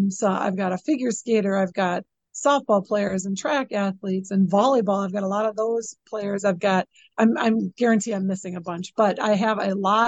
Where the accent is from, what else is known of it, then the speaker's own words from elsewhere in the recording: Chippewa Falls, Wisconsin, United States; I love working in this community. This is my hometown